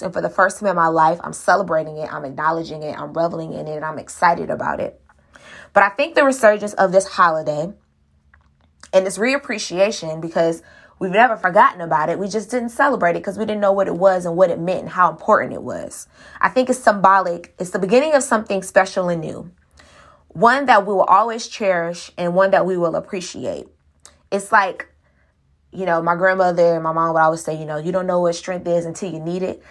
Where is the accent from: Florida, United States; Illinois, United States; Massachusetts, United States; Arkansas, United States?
Florida, United States; Miami; I was born in Miami, raised in Miami.